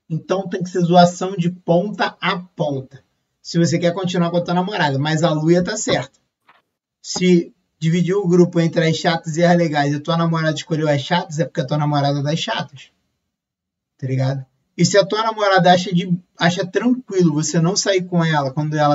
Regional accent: Rio de Janeiro, Brazil; porque eu sou carioca, né?

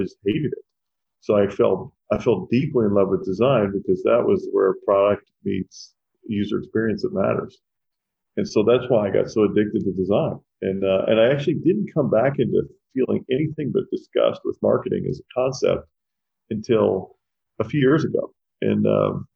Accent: Owensboro, Kentucky, United States; moved away; also born or lived in New Jersey; I was born in New Jersey. I grew up in Kentucky

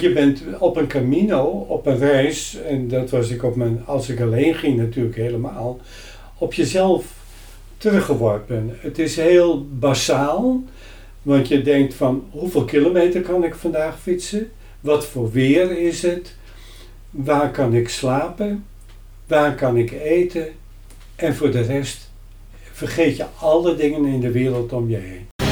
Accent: Hemelum, Friesland, Netherlands; also born or lived in Sneek; Ik ben geboren in Himmelen.

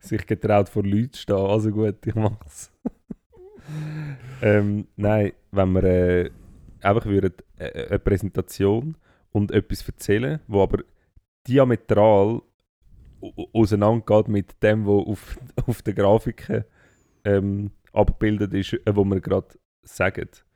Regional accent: Switzerland; bei uns in der Schweiz

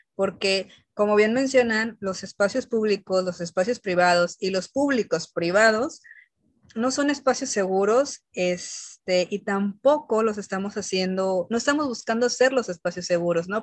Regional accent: Jalisco, Mexico; los que somos de Jalisco

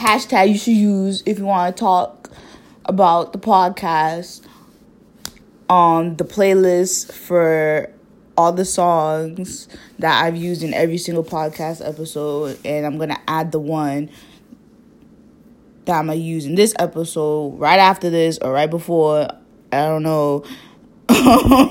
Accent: Boston, Massachusetts, United States; I was not born there. I was born in Boston. My sister was also born here. And my parents grew up there.

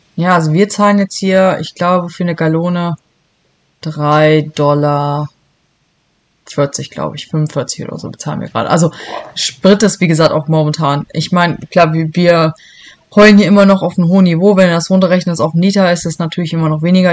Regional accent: Helmstedt district, Lower Saxony, Germany; moved away as an adult; also born or lived in Braunschweig / Hannover; now in Michigan, United States; ursprünglich komme ich aus so einem kleinen Landkreis, der wird dir wahrscheinlich nichts sagen

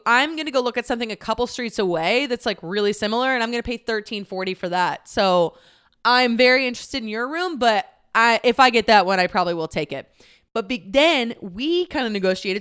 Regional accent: Texas, United States; moved away; I am from the "y'all means all" part of Texas

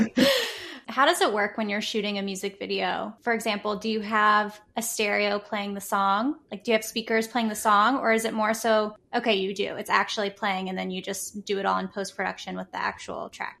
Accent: Houston, Texas, United States; now in New York City, United States; I'm from Texas, I'm from Houston

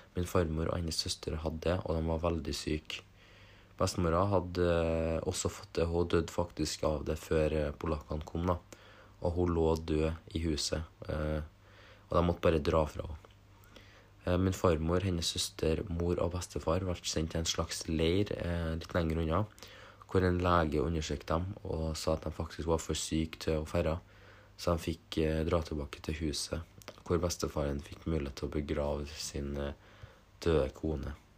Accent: Norway; vi vokste opp i Norge

